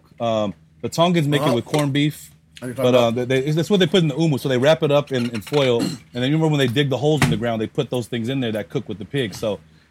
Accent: United States; also born or lived in Bay Area; I was raised in the States

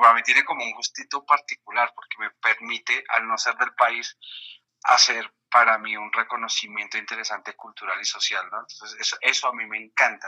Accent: Colombia; moved away as an adult; also born or lived in Mexico; soy narrador, cuentacuentos colombiano, con bastante tiempo ya en México

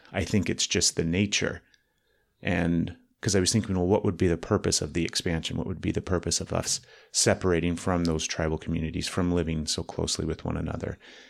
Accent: Dallas, Texas, United States; Living in Dallas and growing up in Dallas and then going everywhere else you possibly can, right?

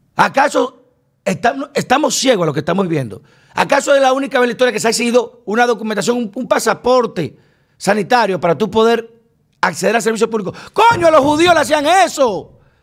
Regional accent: Dominican Republic; somos los judíos dominicanos

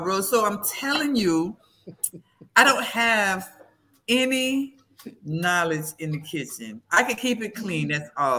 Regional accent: Florida, United States; I'm from Florida? And that's all we have is mangoes

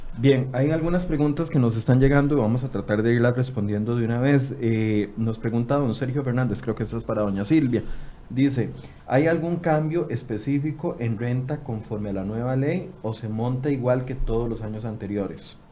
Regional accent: Costa Rica; los ticos somos como somos

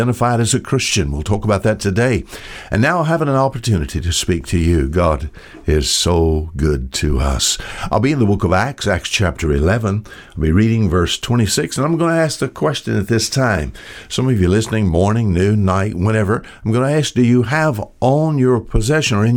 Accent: United States; I'm an American

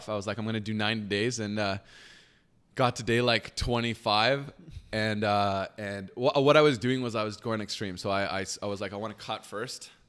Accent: Waterdown, Ontario, Canada; and then came back here. And the the rest of my life, I grew up here in Canada, and um, yeah, that's how I got started

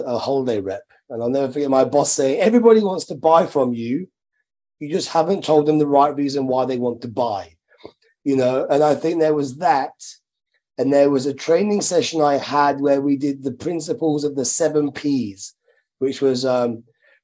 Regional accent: Midlands, United Kingdom; I'm from the Midlands, very working class background.

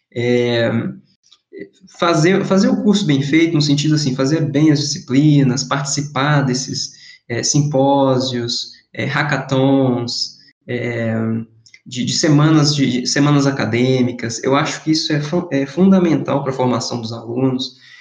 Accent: Governador Valadares, Minas Gerais, Brazil; moved away as an adult; also born or lived in Viçosa / São Paulo / Montreal / Valencia; sou natural de Governador Valadares

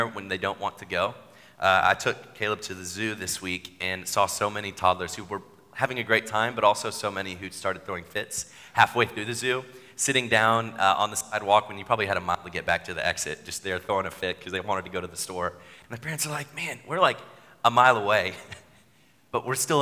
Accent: Chattanooga, Tennessee, United States; I grew up in Chattanooga

